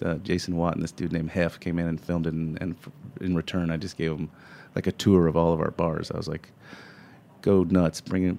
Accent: Florida Panhandle, United States; moved away; I've born and raised in the Panhandle.

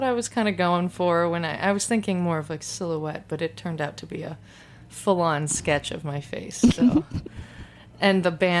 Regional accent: Detroit, Michigan, United States; moved away as an adult; also born or lived in Portland, Oregon; now in Brooklyn, United States; I moved to New York from the Detroit area in Michigan to get my master's in library science, which I did in 2007.

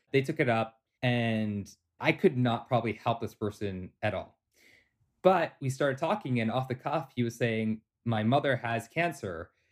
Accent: Toronto, Ontario, Canada; born and raised in Toronto, Canada

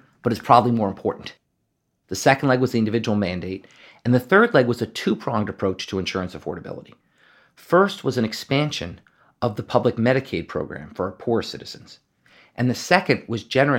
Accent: Massachusetts, United States; my home state of Massachusetts

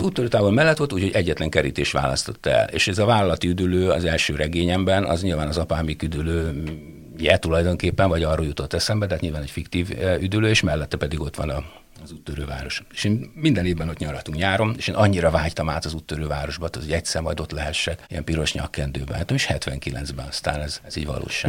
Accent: Kisvárda, Szabolcs-Szatmár-Bereg, Hungary; moved away as an adult; also born or lived in Debrecen; odahaza Kisvárdán

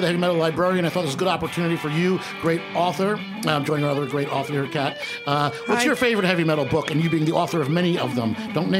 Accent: New Jersey, United States; I'm from New Jersey, man.

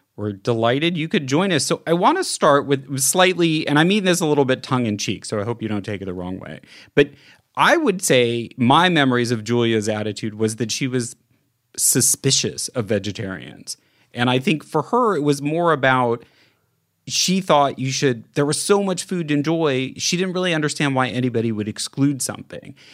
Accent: Midwest, United States; moved away; also born or lived in Italy; I grew up in the Midwest in the nineteen seventies

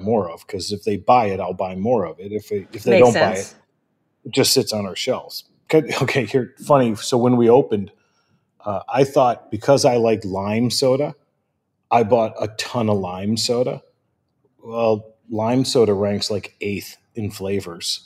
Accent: Midwest, United States; I'm from the Midwest, and I still call it soda

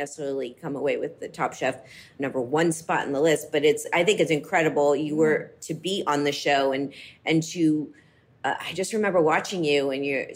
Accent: Miami, Florida, United States; I grew up in Miami.

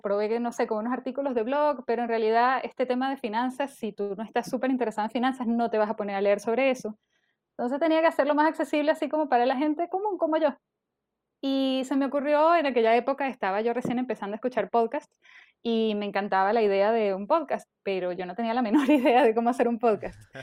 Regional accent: Venezuela; moved away as an adult; now in Chile; yo nací en Venezuela y yo me vine a vivir a Chile hace, bueno, en el 2014, o sea, ya casi ocho años.

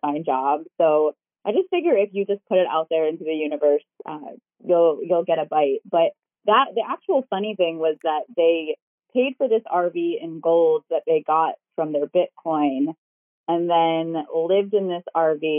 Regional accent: Baltimore, Maryland, United States; moved away as an adult; also born or lived in Medford, Oregon; I was born and raised in Baltimore

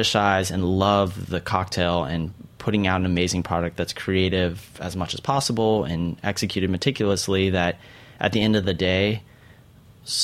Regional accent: Central Oregon, United States; Real classy kids in Central Oregon

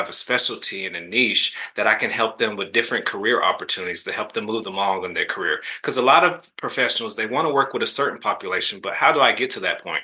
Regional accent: the South, United States; I'm from the South

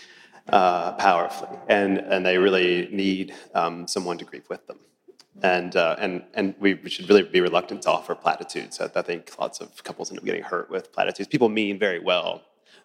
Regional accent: Virginia, United States; now in Oklahoma City, United States; I'm actually from Virginia

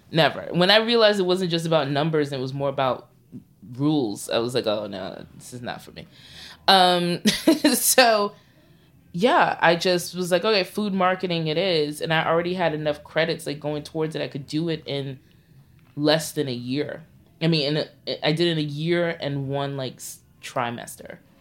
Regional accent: New York City, New York, United States; I'm a Crown Heights native. Like, I grew up on Bergen Street

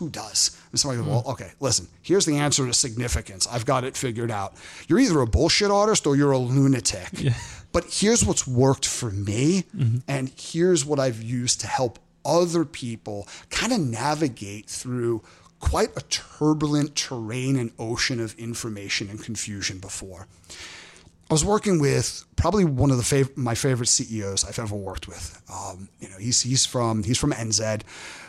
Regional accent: New York City, New York, United States; now in Los Angeles, United States; So when I was growing up in Brooklyn, there was a candy store

